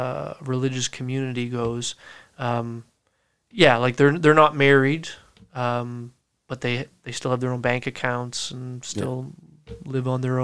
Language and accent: English; Yarmouth, Nova Scotia, Canada; also born or lived in Fredericton, New Brunswick; Well, actually born in Fredericton, New Brunswick, but moved here to Yarmouth with my family when I was 4. So this is where I call home. This is where I grew up, graduated from high school.